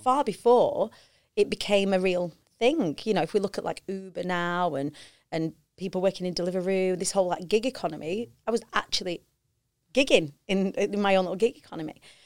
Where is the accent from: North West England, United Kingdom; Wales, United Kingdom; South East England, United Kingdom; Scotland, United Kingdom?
North West England, United Kingdom; Preston; I grew up on the Council Estates of Preston